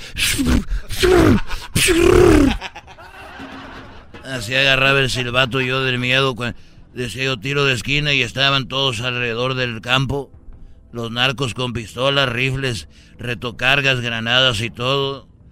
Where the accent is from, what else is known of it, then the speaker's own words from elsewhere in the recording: Jalisco, Mexico; yo soy de, de, de Jalisco